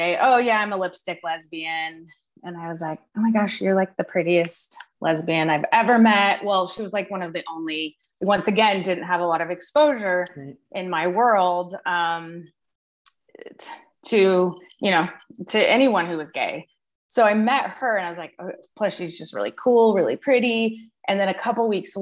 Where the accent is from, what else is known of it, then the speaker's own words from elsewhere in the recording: Denver, Colorado, United States; I grew up in like the suburbs of Denver